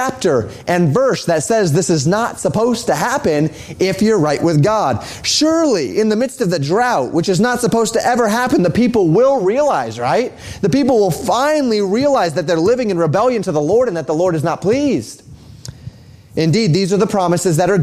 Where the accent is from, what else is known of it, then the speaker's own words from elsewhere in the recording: Colorado, United States; moved away; Where I grew up in Colorado